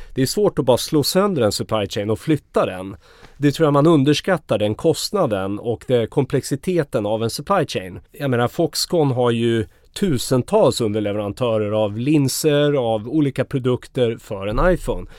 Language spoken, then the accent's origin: Swedish; Sweden; som svensk